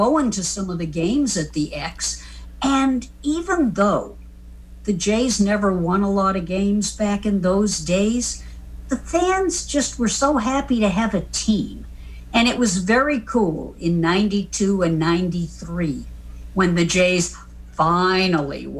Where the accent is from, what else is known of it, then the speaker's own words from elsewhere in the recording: Boston, Massachusetts, United States; also born or lived in Cleveland; I grew up in Boston